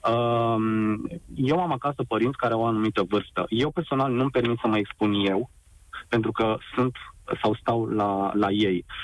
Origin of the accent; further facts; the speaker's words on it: Romania; Nu ne comparăm cu un astfel de stat, noi ca români.